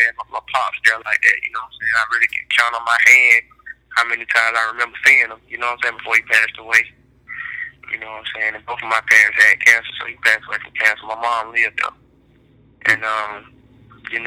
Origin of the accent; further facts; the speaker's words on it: Decatur, United States; I'm from Decatur.